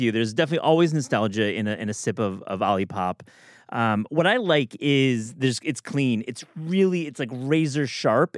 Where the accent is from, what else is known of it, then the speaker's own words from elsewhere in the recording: Midwest, United States; I'm from the Midwest